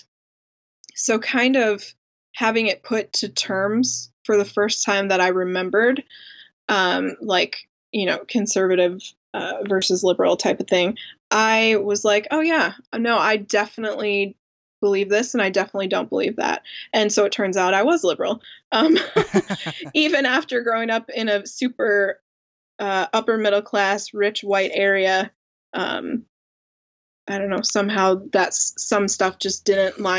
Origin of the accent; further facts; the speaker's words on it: Naperville, Illinois, United States; moved away as an adult; now in New Jersey, United States; growing up in Naperville